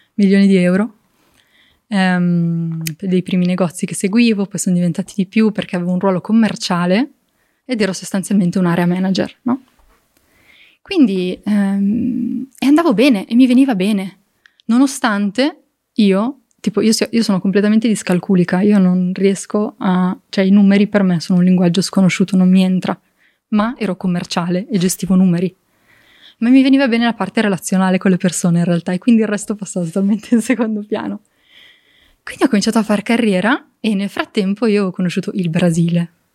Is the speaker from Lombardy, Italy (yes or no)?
yes; province of Varese, near Lake Maggiore, Lombardy, Italy; sono cresciuta in un contesto molto bucolico